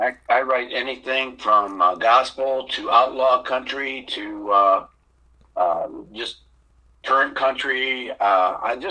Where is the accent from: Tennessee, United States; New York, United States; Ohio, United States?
Ohio, United States; Gibsonburg; also born or lived in Bushnell, Florida; I was born in Ohio, a little town called Gibsonburg